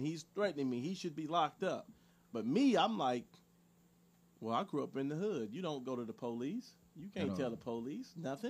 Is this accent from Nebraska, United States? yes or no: no; Los Angeles, California, United States; Growing up in South Central